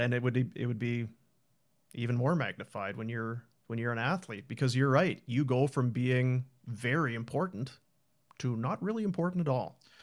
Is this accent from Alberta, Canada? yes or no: no; Manitoba, Canada; moved away; also born or lived in Thunder Bay; I was from Manitoba, I went to school in Thunder Bay